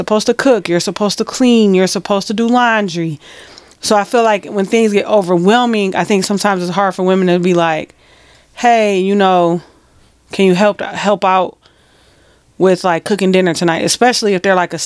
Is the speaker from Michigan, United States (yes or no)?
yes; Detroit, Michigan, United States; we're from Detroit.